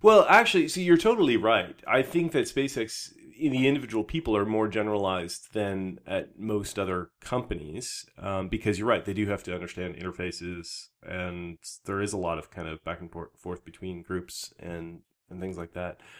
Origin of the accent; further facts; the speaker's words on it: Canada; I was from Canada